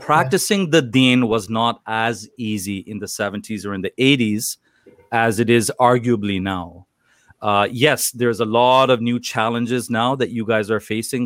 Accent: Toronto, Ontario, Canada; I was born and raised in Toronto, Canada

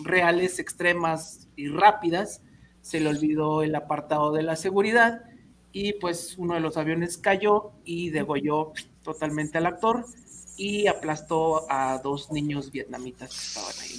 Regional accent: Mexico; nos asustan como mexicanos

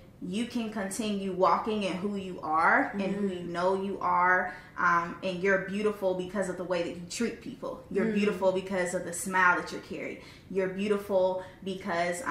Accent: Lumberton, North Carolina, United States; moved away; I'm from Lumberton, North Carolina

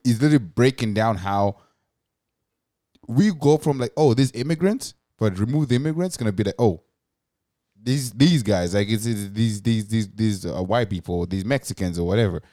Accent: Zimbabwe; now in Canada; growing up in Zimbabwe and being around Zimbabweans my whole life

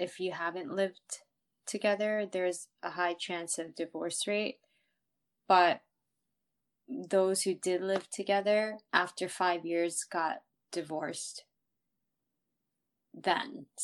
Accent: United States; I'm also an American

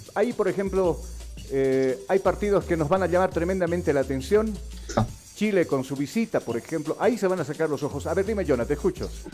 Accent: Bolivia; nosotros, los bolivianos

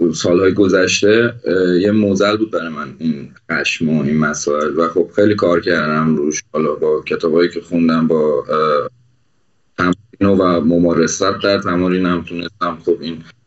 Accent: Iran; من به عنوان یک ایرانی

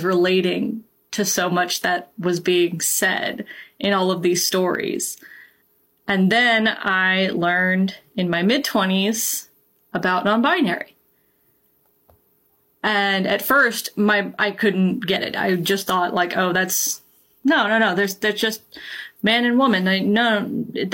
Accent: Georgia, United States; I grew up in the Deep South. I am originally from Georgia

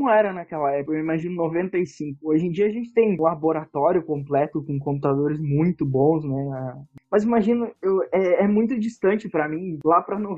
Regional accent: Santa Maria, Rio Grande do Sul, Brazil; Santa Maria, Rio Grande do Sul.

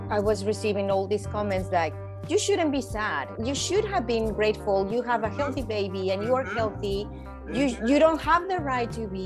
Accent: Mexico; moved away as an adult; now in Vancouver, Canada; I'm from Mexico originally. I was born there and I left. I studied there.

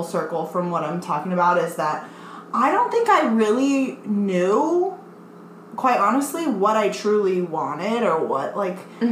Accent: Colorado, United States; moved away as an adult; I'm from Colorado, and I moved out here, can't believe it's been almost 5 years

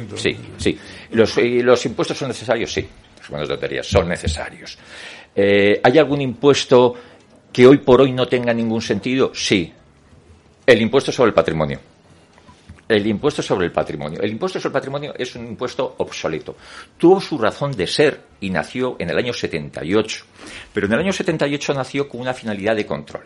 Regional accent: Madrid, Community of Madrid, Spain; Soy madrileño

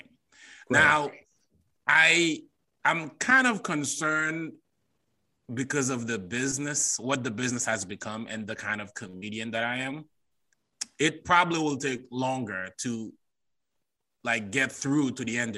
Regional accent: Haiti; moved away as an adult; now in United States; as a Haitian, I grew up around Black people

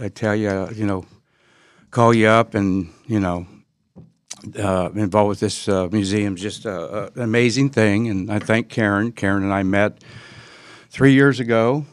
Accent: Findlay, Ohio, United States; now in Florida, United States; since I was eight years old growing up in Findlay, Ohio.

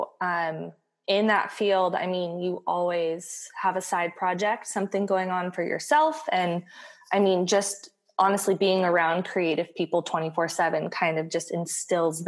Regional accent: San Diego, California, United States; moved away as an adult; also born or lived in Connecticut; I was born and raised in San Diego, so this was kind of like moving back home. We moved from Connecticut

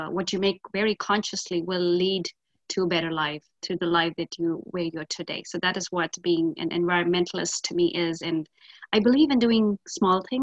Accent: northern India, India; moved away; I was born and brought up in India in a very northern town part.

